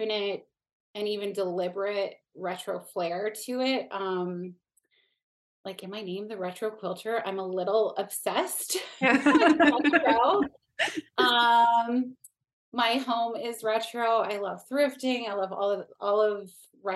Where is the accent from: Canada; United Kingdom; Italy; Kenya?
Canada; also born or lived in Niagara Region, Ontario; I live in Niagara region. In Canada. I'm Canadian.